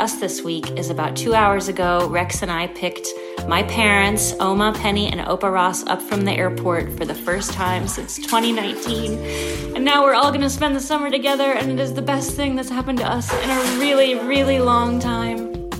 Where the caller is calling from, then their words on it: Netherlands; we are calling from the Netherlands, and we are here